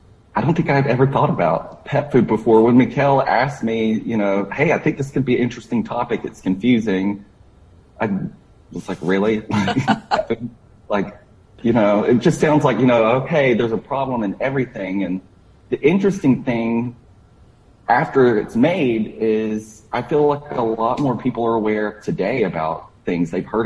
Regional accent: Florida, United States; I grew up in Florida, so I grew up with dogs, but they were outside dogs.

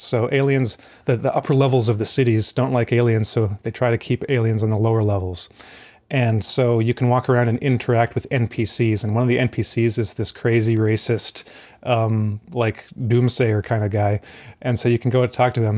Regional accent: Alberta, Canada; moved away; I am originally from Alberta in Canada

